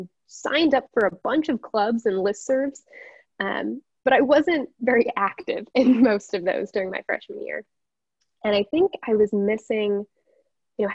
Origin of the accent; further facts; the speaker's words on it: South Bend, Indiana, United States; I'm from South Bend, Indiana. Proud of it.